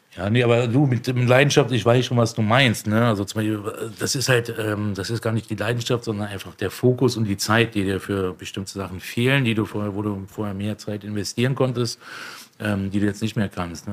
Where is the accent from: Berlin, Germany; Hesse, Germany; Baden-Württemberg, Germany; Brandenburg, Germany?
Berlin, Germany; Also ich bin in Neukölln aufgewachsen